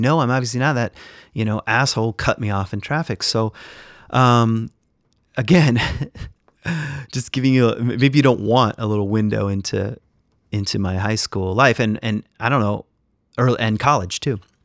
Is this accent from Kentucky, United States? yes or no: no; West Michigan, United States; I'm Irish and And, uh, I was, when, when my parents moved to West Michigan, I was just around Dutch people